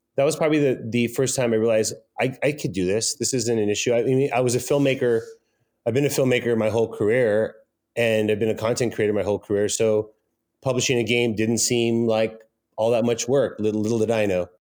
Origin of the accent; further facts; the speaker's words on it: Pico Rivera, California, United States; I was born in Los Angeles in a very bad part of town, in a city called Pico Rivera.